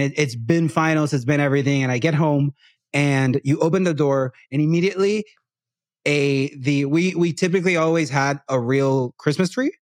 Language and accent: English; Puerto Rico; first language Spanish; English is a second language; moved away; Growing up in Puerto Rico as a person that speaks Spanish mostly and not English from a very young age